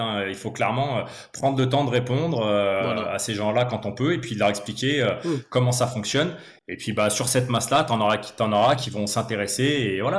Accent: Lyon, Auvergne-Rhône-Alpes, France; je suis né à Lyon, donc je suis né à Lyon, j'ai grandi.

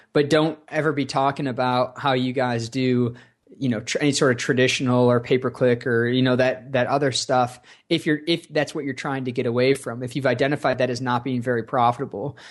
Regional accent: Rochester, New York, United States; I grew up in Rochester, New York

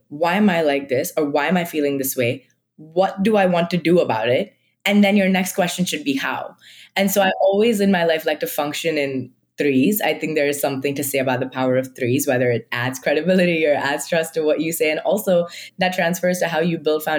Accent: Mumbai, Maharashtra, India; moved away; I am from like Mumbai. Like I am Marathi.

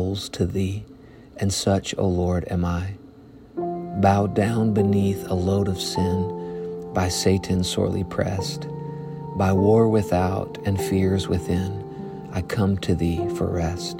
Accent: Arkansas, United States; I'm from Arkansas, so this is a new part of the country for me

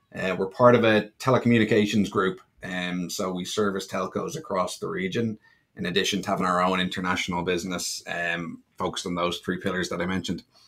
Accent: Ireland; moved away as an adult; also born or lived in Bermuda; now in Miami, United States; I'm from Ireland, grew up in Ireland.

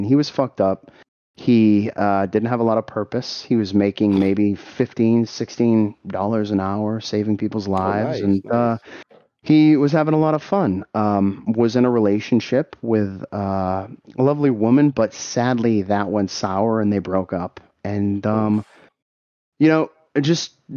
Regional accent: Boston, Massachusetts, United States; I'm from Boston

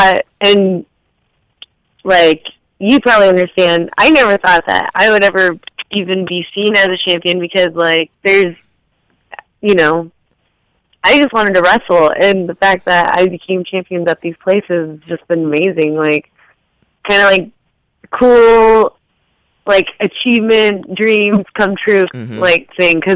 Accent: United States; moved away; also born or lived in Memphis, Tennessee; that area that I grew up in the Tri-Cities

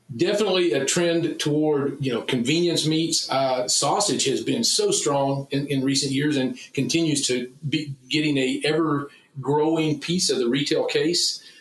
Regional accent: Texas, United States; as a Texan first and as a, a meat scientist

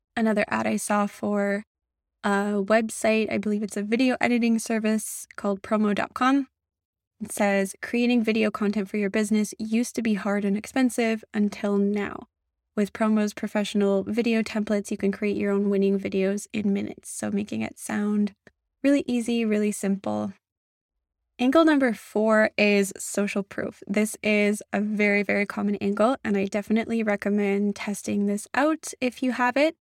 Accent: Canada; I'm a Canadian

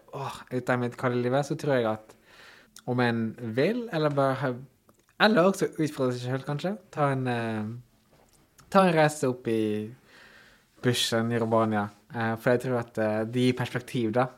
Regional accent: Ålesund, Møre og Romsdal, Norway; also born or lived in New Zealand; sjøl om jeg er heim, altså jobber i hjembyen min

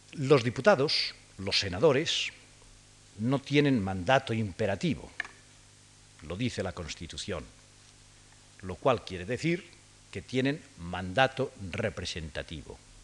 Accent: Spain

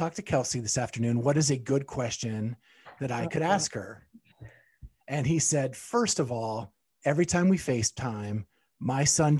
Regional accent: just north of Pittsburgh, Pennsylvania, United States; So I grew up in Pennsylvania as well, but on the other side, just north of Pittsburgh.

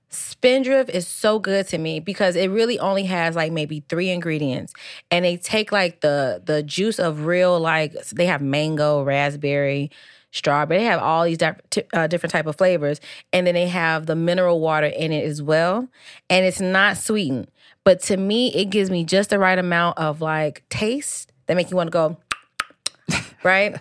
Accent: Midwest, United States; it's pop, by the way, it's not soda, like, we are from the Midwest, okay? We say pop around these streets

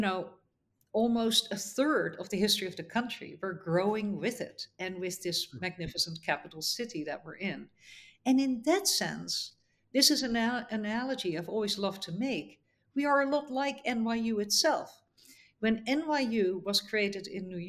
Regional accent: Netherlands; moved away as an adult; also born or lived in United States; now in Abu Dhabi, United Arab Emirates; I grew up in the Netherlands

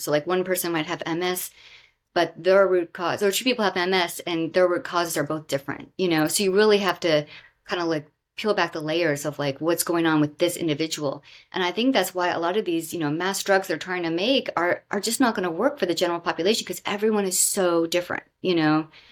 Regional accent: Southwest Florida, United States; moved away; also born or lived in Bethesda, Maryland; I grew up in Southwest Florida near the Everglades

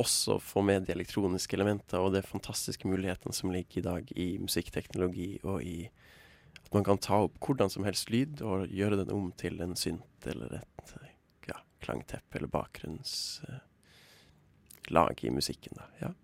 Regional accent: Tromsø, Troms, Norway; Jeg kommer fra Tromsø

